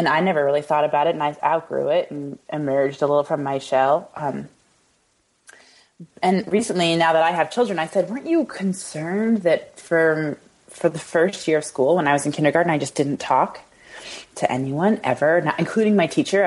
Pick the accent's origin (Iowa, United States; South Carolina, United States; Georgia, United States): Iowa, United States; Iowa City; also born or lived in Des Moines; We grew up in Iowa City.